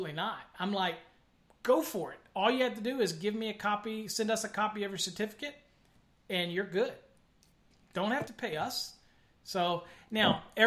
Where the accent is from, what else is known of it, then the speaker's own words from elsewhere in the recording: Virginia, United States; moved away as an adult; now in McKinney, United States; I'm up in McKinney. Up in McKinney, Texas. Now I'm from Virginia, but I came out here to work for Encore Wire